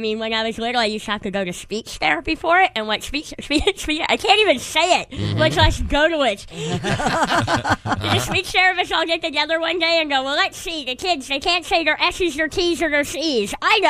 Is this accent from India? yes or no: no; Canada; I'm from Canada.